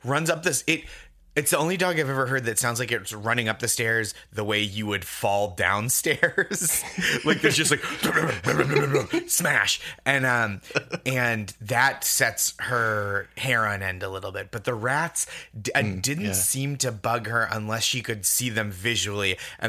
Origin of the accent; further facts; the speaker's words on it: Massachusetts, United States; now in New York, United States; And then I grew up in the Boston suburbs and Alston, I should say, is like a borough of Boston essentially.